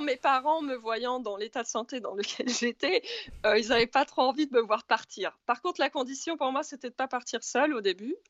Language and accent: French; Normandy, France; je suis normande à la base.